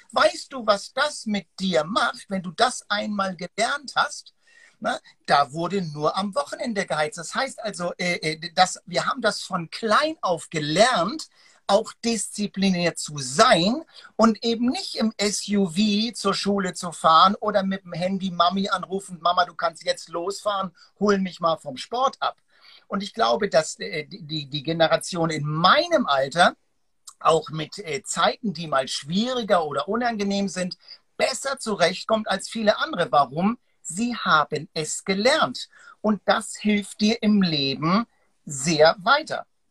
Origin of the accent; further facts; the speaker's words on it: Hamburg, Germany; dieses Hanse, ich bin ja Hamburger, das Hanseatische